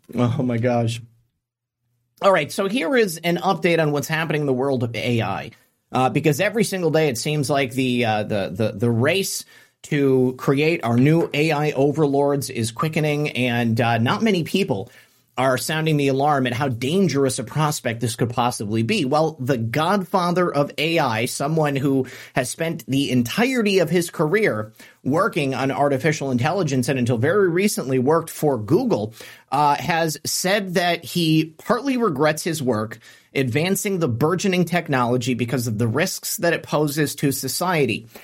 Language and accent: English; Florida, United States; my home state of Florida